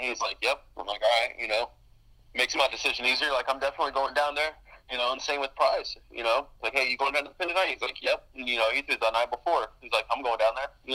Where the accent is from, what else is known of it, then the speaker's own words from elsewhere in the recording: Alvin, Texas, United States; growing up in Alvin